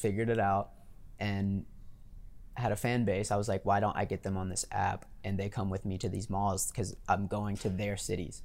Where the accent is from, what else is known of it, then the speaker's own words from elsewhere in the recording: Louisiana, United States; growing up in Louisiana